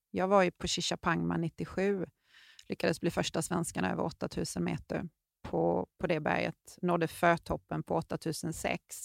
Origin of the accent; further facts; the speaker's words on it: Sweden; vi var ju två svenskar på berget samtidigt